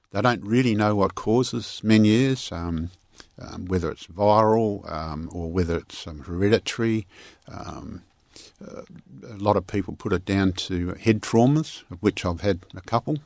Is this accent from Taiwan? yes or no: no; Parkerville, Western Australia, Australia; the way I grew up in Parkaville